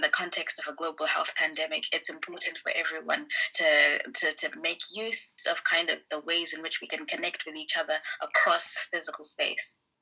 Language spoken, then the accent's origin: English; Harare, Zimbabwe; moved away as an adult; now in Edinburgh, United Kingdom; I am from Harare in Zimbabwe.